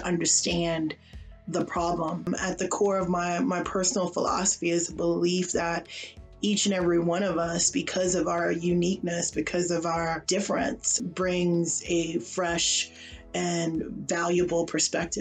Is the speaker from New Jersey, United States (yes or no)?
no; New York City, New York, United States; moved away; also born or lived in Texas / Oklahoma; I'm a kid from Brooklyn who would eventually move to Texas, attend the University of Oklahoma, and then spend the next 20 years in the United